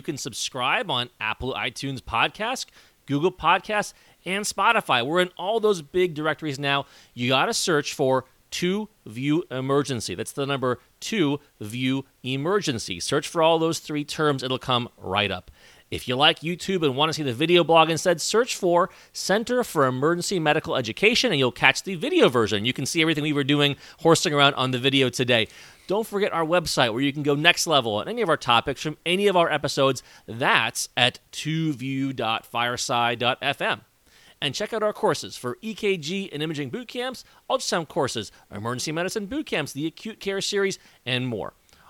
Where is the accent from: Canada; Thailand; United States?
Canada; born there; I'm also a Canadian by birth here.